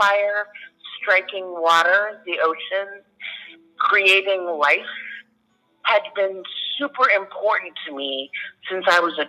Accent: State College, Pennsylvania, United States; now in Portland, United States; I'm originally from State College, Pennsylvania, and I now live in Portland, Oregon

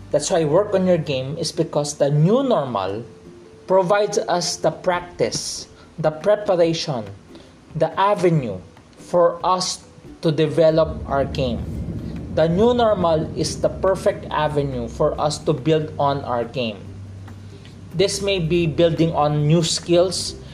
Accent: Philippines; I'm accustomed to Tagalog because I'm from the Philippines

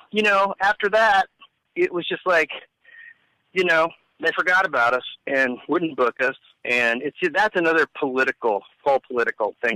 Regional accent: Kansas City, Missouri, United States; moved away as an adult; now in Cadillac, United States; I was born and raised in Kansas City

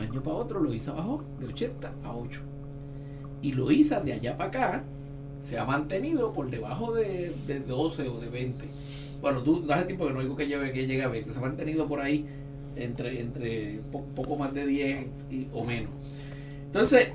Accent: Ponce, Puerto Rico; Yo soy de la playa de Ponce

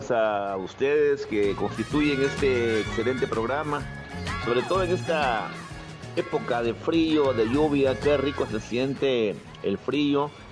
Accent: Santa Ana, El Salvador; yo soy de Santa Ana

